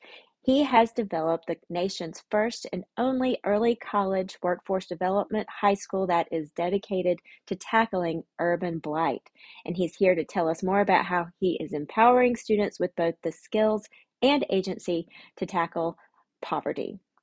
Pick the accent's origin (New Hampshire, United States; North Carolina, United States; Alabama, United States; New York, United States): Alabama, United States; Birmingham; I'm so glad that you are in my hometown of Birmingham, Alabama